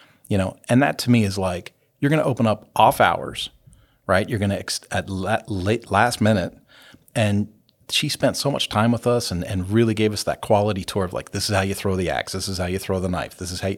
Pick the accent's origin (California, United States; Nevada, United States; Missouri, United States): California, United States; now in Hutchinson, United States; no, you know, I don't tell people this often, but we're from California.